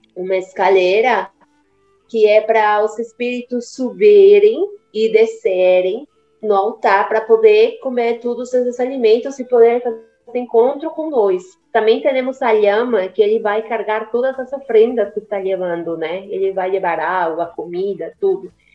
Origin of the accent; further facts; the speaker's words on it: Cochabamba, Bolivia; Portuguese is a second language; moved away; eu sou boliviana, é exatamente de Cochabamba. É, minha, mamá, minha mãe é de Cochabamba e meu pai é argentino, mas eu vivi toda a minha vida lá na Bolívia.